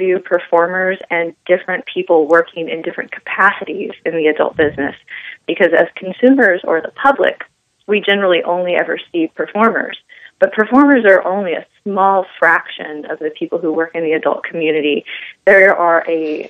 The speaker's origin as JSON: {"language": "English", "town": "Los Angeles", "region": "California", "country": "United States", "tie": "born or raised there", "also_born_or_lived": "Texas", "moved": "as an adult", "said": "here in my hometown, the Los Angeles area"}